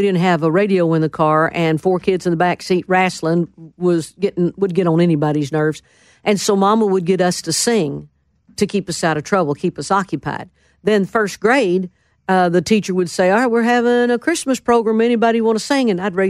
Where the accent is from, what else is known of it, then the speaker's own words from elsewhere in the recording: McAlester, Oklahoma, United States; moved away; also born or lived in Kiowa, Oklahoma / Chalk, Oklahoma / Stringtown, Oklahoma / Durant, Oklahoma; I was born in McAllister.